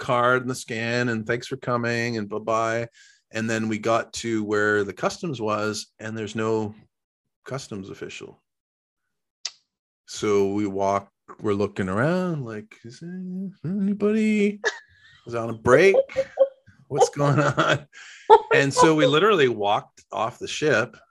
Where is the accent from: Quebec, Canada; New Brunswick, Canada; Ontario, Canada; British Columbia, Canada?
British Columbia, Canada; Victoria; we're from Victoria.